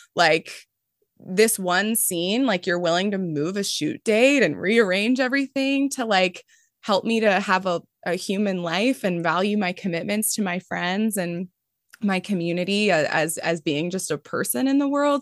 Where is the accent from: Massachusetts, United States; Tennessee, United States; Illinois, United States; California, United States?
California, United States; Mountain View; I grew up in Mountain View